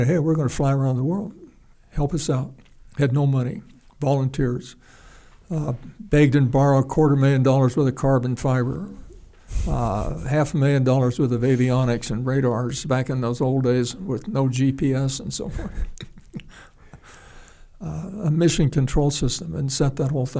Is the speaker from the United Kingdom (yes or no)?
no; United States; I'm an American.